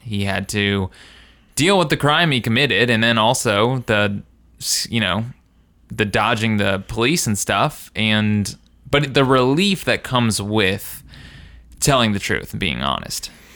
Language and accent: English; Indiana, United States; kids in my, uh, in my hometown